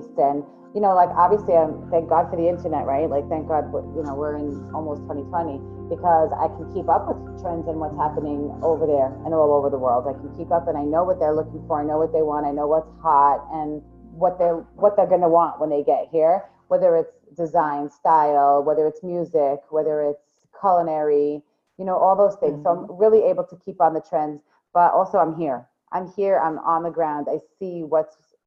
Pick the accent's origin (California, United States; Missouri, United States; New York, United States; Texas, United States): New York, United States; Long Island; moved away as an adult; now in Israel; I grew up in Long Island, New York.